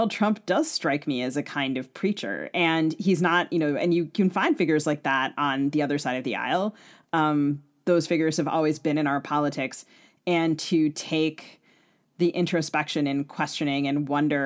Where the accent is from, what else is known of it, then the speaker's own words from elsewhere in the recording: Maryland, United States; I'm from Maryland